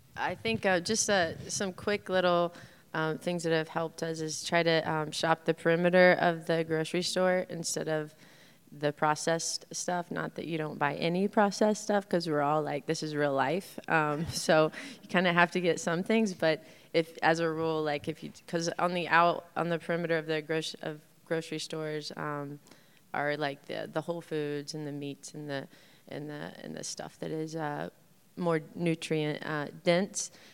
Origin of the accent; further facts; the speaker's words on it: Indiana, United States; also born or lived in Los Angeles; now in Bloomington, United States; born and raised in Indiana, so both my husband and I are from Indiana